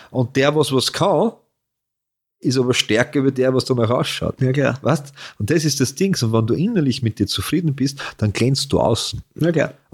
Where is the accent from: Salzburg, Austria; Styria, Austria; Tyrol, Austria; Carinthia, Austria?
Carinthia, Austria; also born or lived in Vienna; bin ja Kärntner Maurer, weißt du was? Kennt, ja. ich, wenn ich heute, wenn ich durch Wien fahre, ich war ja meistens in Wien